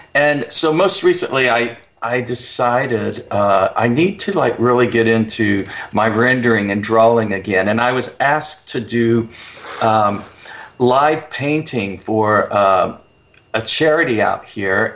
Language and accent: English; United States; also born or lived in Oklahoma / Texas; growing up in Oklahoma and Texas